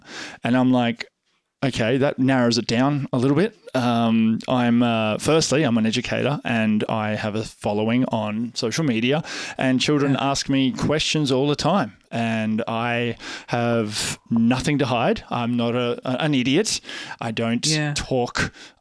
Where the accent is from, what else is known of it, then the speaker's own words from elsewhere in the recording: Australia; I'm the Australian photographer on TikTok